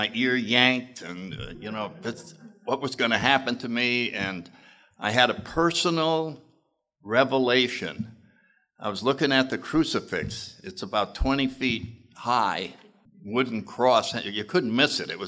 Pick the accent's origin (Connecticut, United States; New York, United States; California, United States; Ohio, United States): Connecticut, United States; New Haven; I grew up in New Haven, Connecticut in the 30s